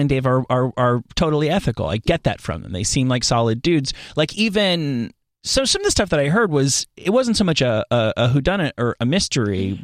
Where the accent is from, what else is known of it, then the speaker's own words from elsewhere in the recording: New Jersey, United States; also born or lived in New York City; I went to high school in New York, but I, I'm from New Jersey